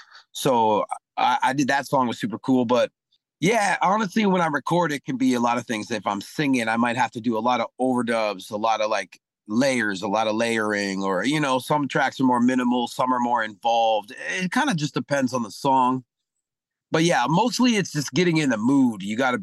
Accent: Mississippi, United States; born there; You know, I was born in Mississippi, so I'm a blues man, jazz man, like in my heart, you know.

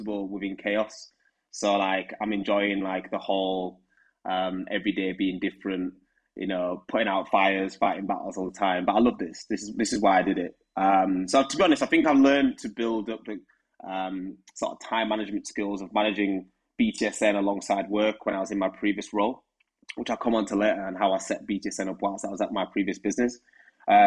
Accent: Huddersfield, Yorkshire and the Humber, United Kingdom; moved away as an adult; now in London, United Kingdom; as you can tell from my accent, I'm from Huddersfield. And moving to London in 2017

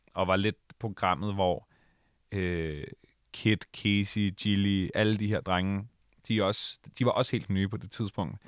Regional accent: Allinge, Capital Region of Denmark, Denmark; moved away; Jeg kommer fra Allinge på Bornholm

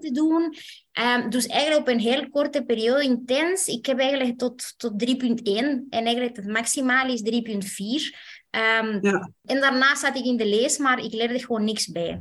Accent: Chile; moved away as an adult; now in Belgium; ik ben zelf afkomstig uit Chili.

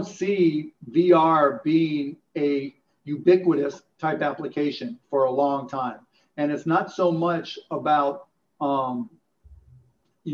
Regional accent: Pittsburgh, Pennsylvania, United States; I grew up in Pittsburgh

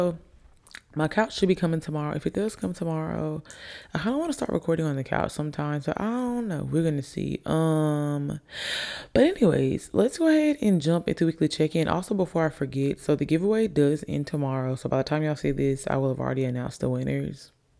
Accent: Alabama, United States; also born or lived in Virginia / Italy / Jacksonville, Florida; I say I'm from Alabama because I've been here the longest. I've been here since I was about 8. I've been here since I was about 8. I was born in Virginia, moved to Italy, moved to Jacksonville, Florida, and then here we are.

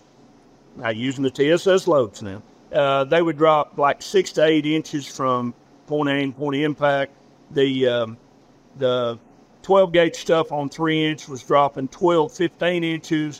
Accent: Arkansas, United States; I'm from Arkansas

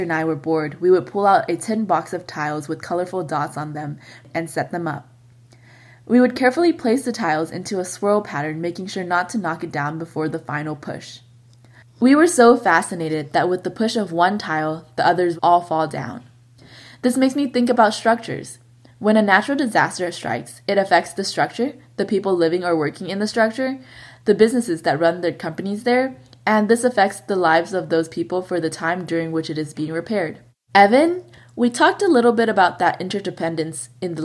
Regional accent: Southern California, United States; Growing up in Southern California

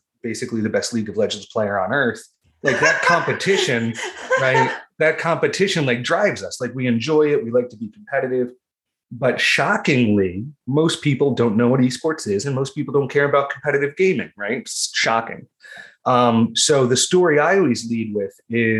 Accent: Ocean County, New Jersey, United States; I'm from Ocean County, New Jersey

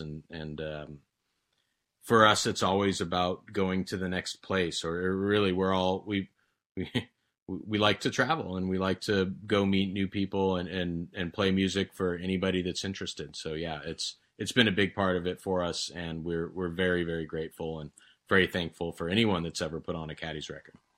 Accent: Santa Barbara County, California, United States; we're from Santa Barbara County, that's for sure, and I think it shows

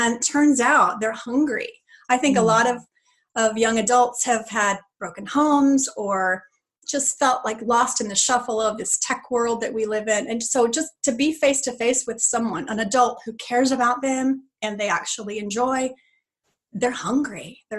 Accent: Texas, United States; also born or lived in California; now in Tennessee, United States; And I grew up in Texas, but then we lived in California for a long time. Mm. And now we're in Tennessee.

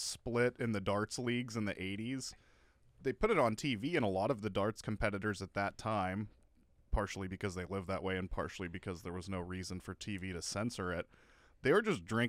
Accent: Midwest, United States; As a Midwesterner

